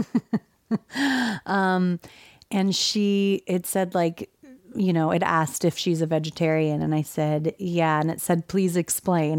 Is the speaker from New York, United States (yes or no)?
no; California, United States; also born or lived in Texas; my family's from Texas, but I was raised in California